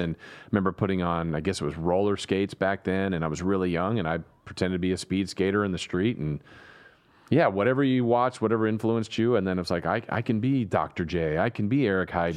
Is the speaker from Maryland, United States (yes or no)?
no; Southern California, United States; now in Sacramento, United States; growing up in Southern California